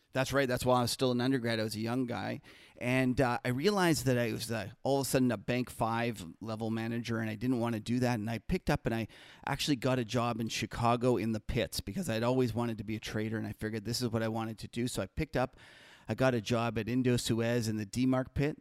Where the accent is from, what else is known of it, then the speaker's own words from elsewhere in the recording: Winnipeg, Manitoba, Canada; now in Toronto, Canada; I'm an original Canadian. I actually grew up in Winnipeg